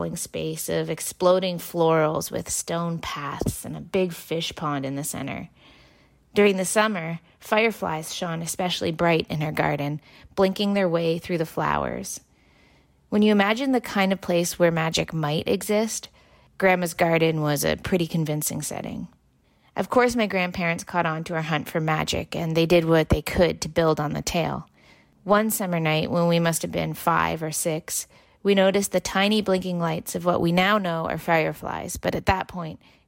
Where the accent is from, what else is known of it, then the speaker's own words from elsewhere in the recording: Canada's most southern town, Ontario, Canada; When I was growing up in Canada's most southern town